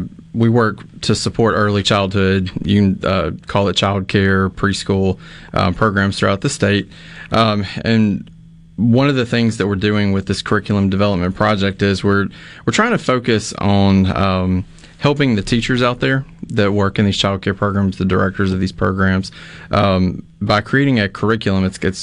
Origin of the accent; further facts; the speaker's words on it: Mississippi, United States; I'm from Neshoba County, and the Choctaw Indian tribe is located there. It's a big part of, you know, that area. I grew up going to the Choctaw Indian Fair.